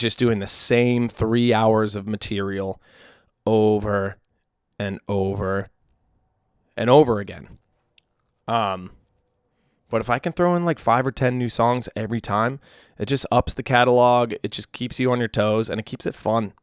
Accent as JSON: {"language": "English", "area": "New England", "region": "North Shore of Massachusetts", "country": "United States", "tie": "born or raised there", "moved": "yes", "lives_now": "Nashville, United States", "said": "I grew up in New England"}